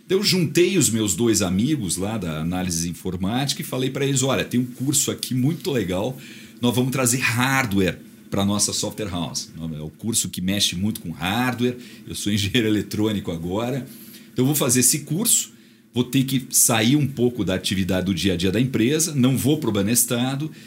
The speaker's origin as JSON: {"language": "Portuguese", "town": "Ponta Grossa", "region": "Paraná", "country": "Brazil", "tie": "born or raised there", "said": "quando eu era criança em Ponta Grossa. A gente morava numa casa muito ampla"}